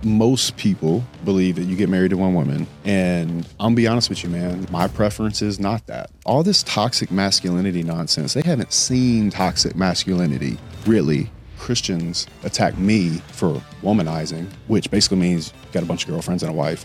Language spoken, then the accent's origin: English; Louisiana, United States; moved away as an adult; now in Miami, United States; Growing up in Louisiana